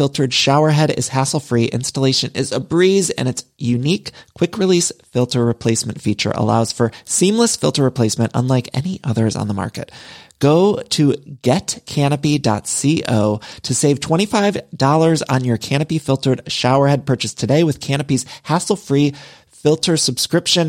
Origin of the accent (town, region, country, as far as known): Midwest, United States; now in Los Angeles, United States